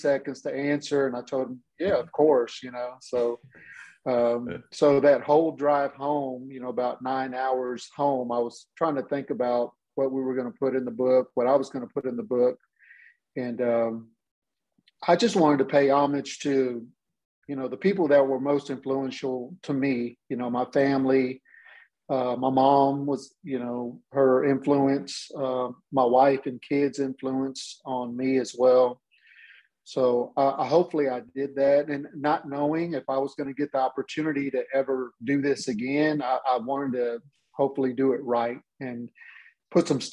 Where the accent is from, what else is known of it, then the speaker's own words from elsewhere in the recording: Hearne, Texas, United States; I'm originally from Hearne, Texas, same hometown as Chip. And we actually grew up together